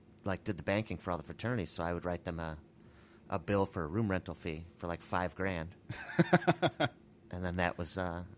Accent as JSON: {"language": "English", "town": "Bartlett", "region": "Illinois", "country": "United States", "said": "No, I'm actually from Bartlett, Illinois. I was going to school in Iowa."}